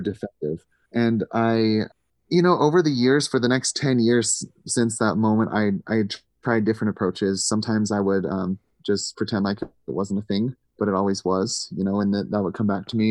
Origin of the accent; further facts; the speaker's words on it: Missouri, United States; I grew up in Missouri